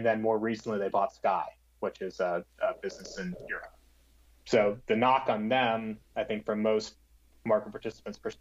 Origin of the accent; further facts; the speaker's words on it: South Florida, United States; I grew up in South Florida